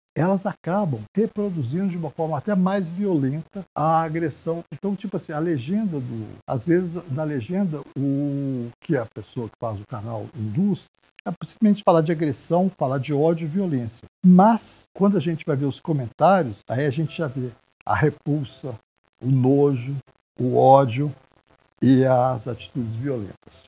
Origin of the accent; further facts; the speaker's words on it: Brazil; nós somos brasileiros